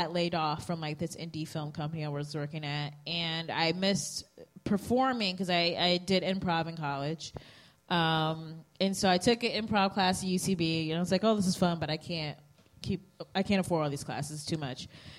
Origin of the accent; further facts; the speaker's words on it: Cleveland, Ohio, United States; I'm from Cleveland. Like, all the Cleveland sports teams suck.